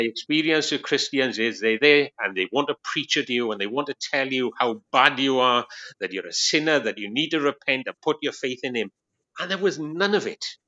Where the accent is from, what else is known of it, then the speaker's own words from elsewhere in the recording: Wales, United Kingdom; moved away as an adult; now in Long Eaton, United Kingdom; this man sounds really strange, it's because I'm from Wales. I'm a Welshman